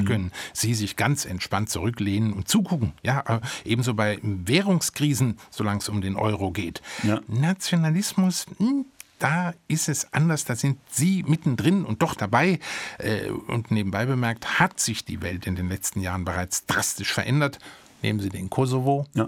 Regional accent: Germany; von uns Deutschen

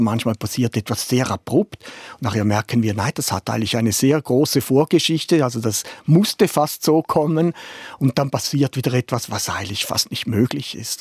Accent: Germany; als Deutscher

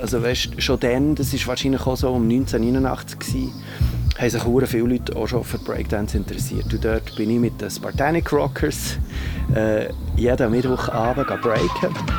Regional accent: Bern, Switzerland; bei uns in Bern

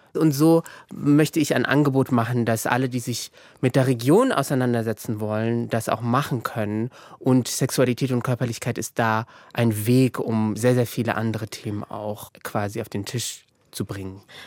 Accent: Morocco; moved away as an adult; now in Germany; ich bin ja auch in Marokko aufgewachsen, äh, größtenteils

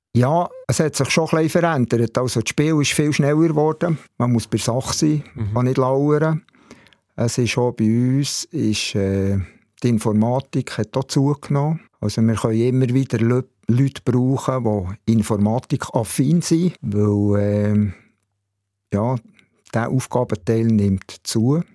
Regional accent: Bern, Switzerland; Ich bin in der Tiefenau im Areckli aufgewachsen, in Bern

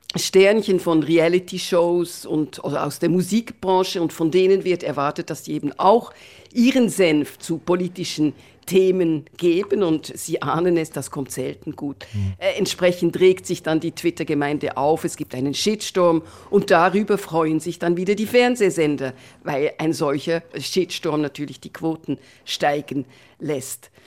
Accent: Bern, Switzerland; moved away as an adult; now in Netherlands; ich bin Schweizerin, ich bin mittlerweile auch Niederländerin

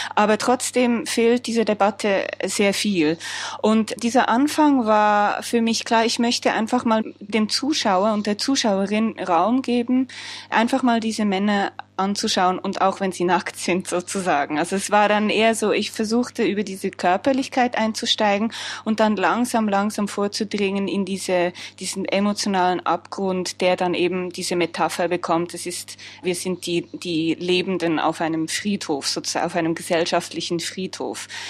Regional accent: Switzerland; mir gegenüber als Frau, aber noch mehr als Schweizerin

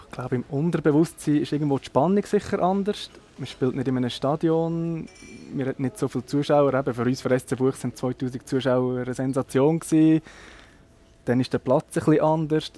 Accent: Nidwalden, Switzerland; bei uns in Nidwalden hinten

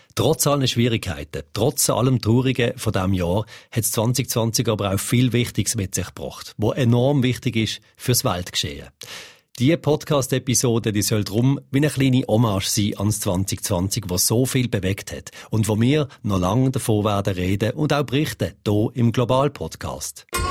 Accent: Switzerland; Bei uns in der Schweiz

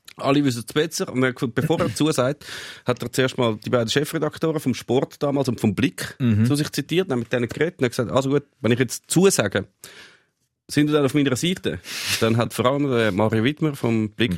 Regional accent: Switzerland; Ich bin in der Schweiz geboren, ich bin in der Schweiz aufgewachsen, ich kann nicht einmal Tschechisch, ich kann wirklich nichts, ich bin einfach Schweizer

